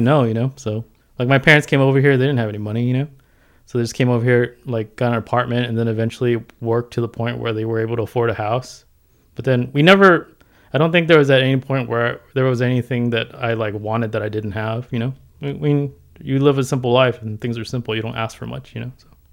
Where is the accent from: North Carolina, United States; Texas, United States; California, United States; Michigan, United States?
California, United States; San Diego; also born or lived in Hong Kong; I grew up in San Diego